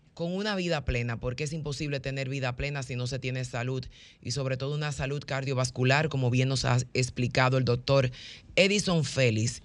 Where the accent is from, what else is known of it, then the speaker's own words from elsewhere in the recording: Dominican Republic; como buenos caribeños, que siempre tenemos este temperamento